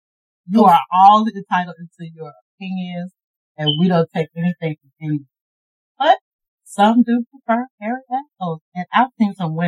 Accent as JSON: {"language": "English", "town": "Augusta", "region": "Georgia", "country": "United States", "said": "And I am from Augusta, Georgia."}